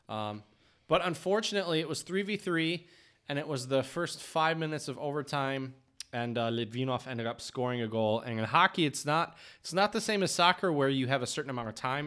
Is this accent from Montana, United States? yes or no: no; Dexter, Michigan, United States; moved away; I grew up in Dexter, Michigan, which is right down the road